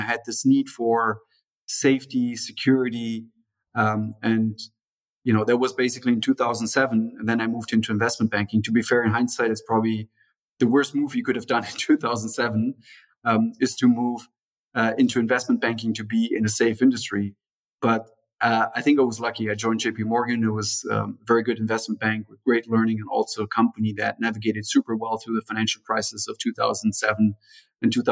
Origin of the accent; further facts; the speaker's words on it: Germany; also born or lived in São Paulo, Brazil; I was born in Brazil, in São Paulo, you know, Brazil's largest city, in the early 80s. And then at the beginning of the 90s, basically, my parents decided to move back to Germany